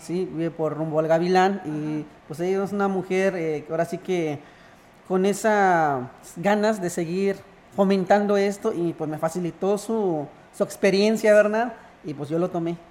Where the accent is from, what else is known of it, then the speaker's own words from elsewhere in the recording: Ejido Ojo de Agua, San Luis Potosí, Mexico; now in Buenavista, Mexico; Yo nací en el ejido Ojo de Agua